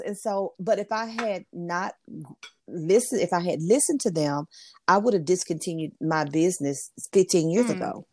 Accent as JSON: {"language": "English", "town": "Memphis", "region": "Tennessee", "country": "United States", "also_born_or_lived": "Mississippi", "moved": "as an adult", "lives_now": "North Carolina, United States", "said": "I'm originally originally from Memphis, Tennessee, I'm currently now living in the state of North Carolina"}